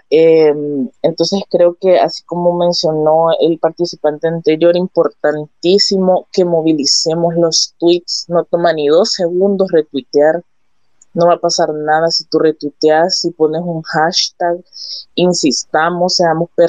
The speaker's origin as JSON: {"language": "Spanish", "country": "El Salvador", "said": "porque todos somos salvadoreños"}